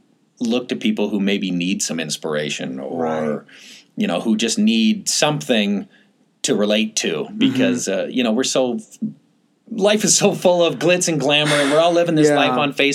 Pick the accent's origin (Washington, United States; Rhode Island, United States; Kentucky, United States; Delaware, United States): Washington, United States; Seattle; also born or lived in Boise, Idaho; I was born in Boise, Idaho, but mostly grew up right here in the suburbs of Seattle.